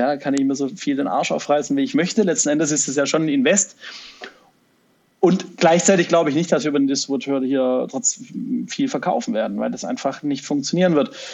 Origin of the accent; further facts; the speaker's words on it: Stuttgart, Baden-Württemberg, Germany; accent: Swabian; fühle ich mich ein bisschen auch als Stuttgarter